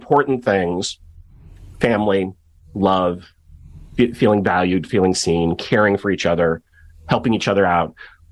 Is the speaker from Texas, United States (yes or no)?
no; Kenilworth, Illinois, United States; I grew up in Kenilworth, Illinois, which at the time was the richest suburb in America